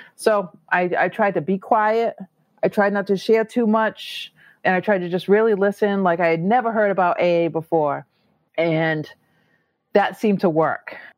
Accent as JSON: {"language": "English", "region": "Massachusetts", "country": "United States", "said": "I'm from Massachusetts"}